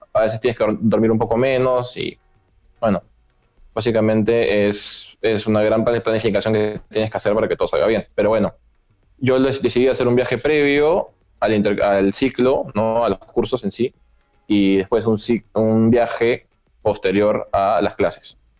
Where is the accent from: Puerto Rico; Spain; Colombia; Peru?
Peru; salí de Perú cuando estábamos en julio